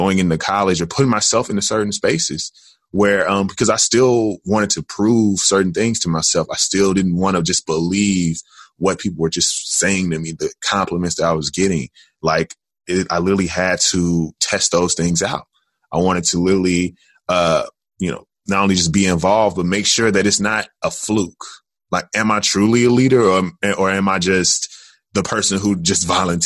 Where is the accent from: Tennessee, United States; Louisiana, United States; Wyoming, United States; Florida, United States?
Tennessee, United States; Jackson; also born or lived in Atlanta, Georgia; now in Chicago, United States; I am originally from Jackson, Tennessee